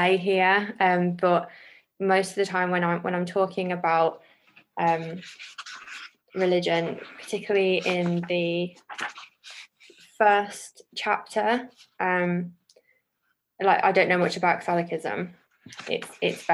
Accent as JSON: {"language": "English", "area": "the Black Country", "region": "West Midlands", "country": "United Kingdom", "tie": "born or raised there", "said": "I was born and currently live in the Black Country"}